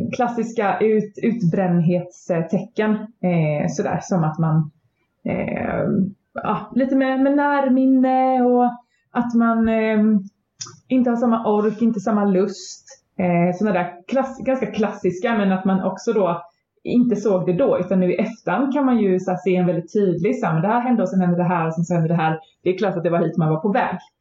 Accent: Småland, Sweden; also born or lived in Växjö; mitt småländska arv

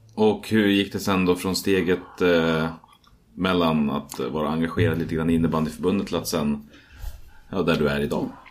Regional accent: Hallstahammar, Västmanland, Sweden; jag kommer från Hallstahammar

